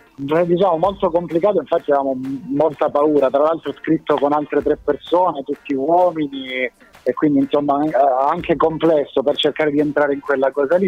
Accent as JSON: {"language": "Italian", "region": "Calabria", "country": "Italy", "moved": "yes", "lives_now": "Rome, Italy", "said": "la mia identità da calabrese, pur essendo che ormai vivo da tantissimo tempo a Roma"}